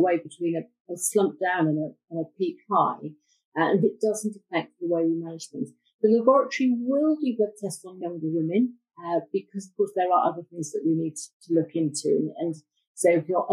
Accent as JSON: {"language": "English", "town": "Bath", "region": "South West England", "country": "United Kingdom", "tie": "born or raised there", "moved": "yes", "said": "I was brought up in Bath"}